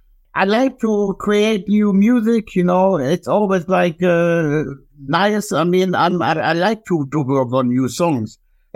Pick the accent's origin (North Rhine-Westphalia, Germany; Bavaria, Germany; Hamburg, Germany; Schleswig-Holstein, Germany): North Rhine-Westphalia, Germany; Wuppertal; From Germany, yes. I'm from Wuppertal.